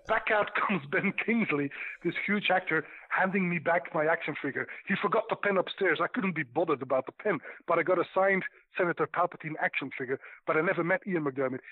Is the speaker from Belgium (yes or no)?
yes; Belgium; I'm from Belgium.